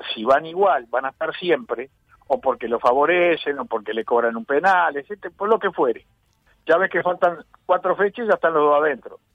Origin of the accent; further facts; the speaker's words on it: Uruguay; Lo digo como uruguayo